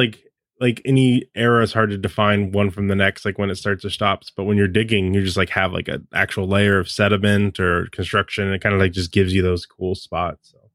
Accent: the West, United States; I grew up in the West

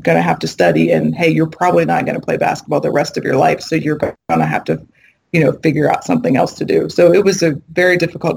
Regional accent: Ohio, United States; moved away as an adult; also born or lived in Massachusetts; I'm from Ohio, so my mother and father were in Ohio. I'm in Massachusetts

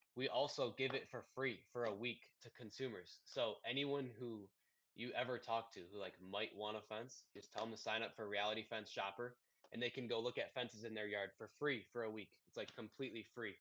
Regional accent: Detroit, Michigan, United States; I'm from Detroit

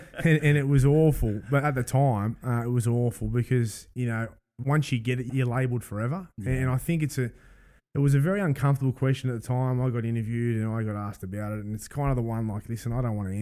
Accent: Sydney, New South Wales, Australia; I grew up in the East

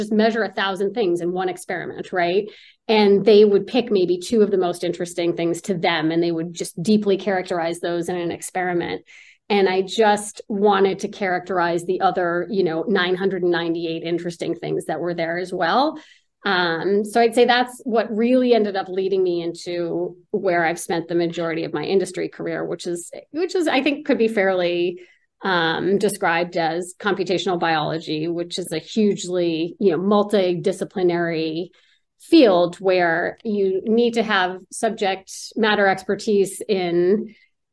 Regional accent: Newton, Massachusetts, United States; also born or lived in Pennsylvania; I was born in the Boston area in Newton.

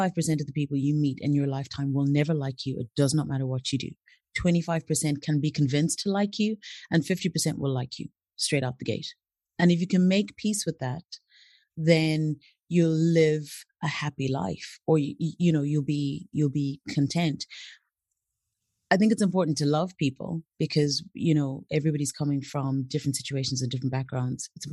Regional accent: Zimbabwe; moved away as an adult; also born or lived in Brazil; now in Ireland; I grew up in Zimbabwe, did all my schooling over there.

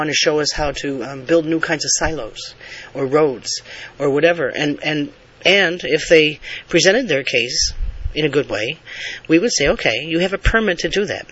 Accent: Jamestown, New York, United States; I have a birth certificate proving I was born in Jamestown, New York.

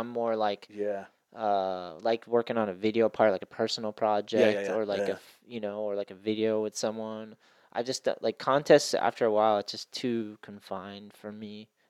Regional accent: East Coast, United States; moved away; I grew up on the East Coast.

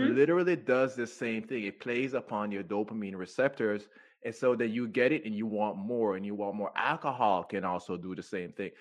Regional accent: Jamaica; moved away as an adult; now in United States; I grew up in Jamaica, so I grew up on natural foods too

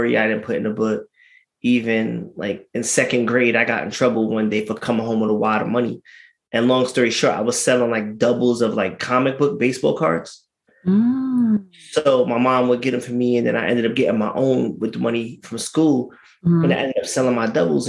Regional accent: New York City, New York, United States; also born or lived in Philadelphia; I'm from Brooklyn

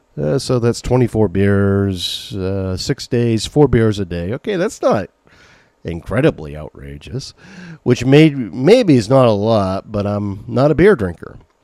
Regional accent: Maine, United States; accent: Maine; As I get older, the more my main accent comes out

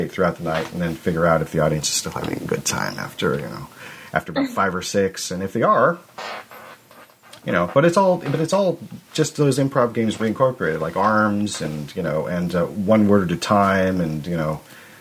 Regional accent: Arcata, California, United States; moved away as an adult; also born or lived in Washington; I'm from where I'm at now. I moved back to Arcata was my hometown, and Eureka is near it

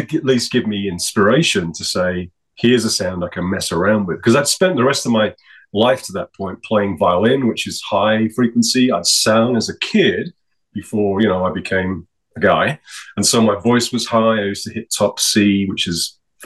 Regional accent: York, Yorkshire and the Humber, United Kingdom; now in Calgary, Canada; I was born in York, UK, North Yorkshire, sort of northeast of the island.

